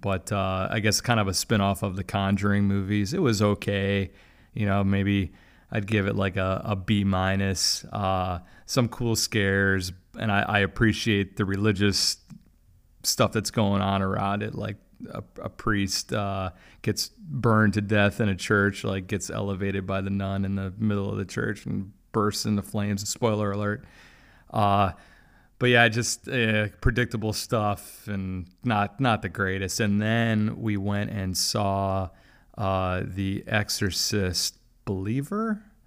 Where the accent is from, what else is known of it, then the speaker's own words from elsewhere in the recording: Milwaukee, Wisconsin, United States; now in Jacksonville, United States; I grew up in Milwaukee